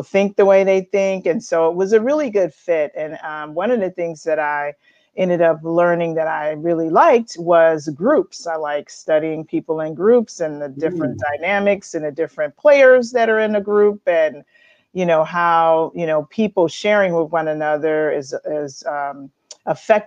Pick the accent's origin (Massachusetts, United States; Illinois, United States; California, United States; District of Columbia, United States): Illinois, United States; Chicago; moved away as an adult; now in Roanoke, United States; I was born in Chicago and grew up there in the Chicagoland area